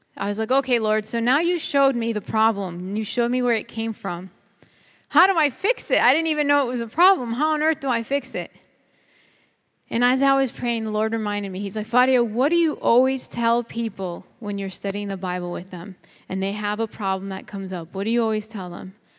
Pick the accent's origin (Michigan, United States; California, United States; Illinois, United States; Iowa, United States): Illinois, United States; Chicago; I grew up in Chicago, and that's a concrete jungle